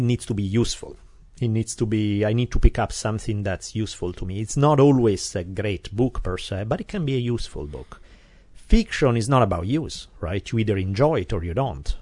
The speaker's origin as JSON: {"language": "English", "town": "Milan", "region": "Lombardy", "country": "Italy", "tie": "born or raised there", "moved": "yes", "lives_now": "Glendale, United States", "said": "I grew up in Milan not a million years ago"}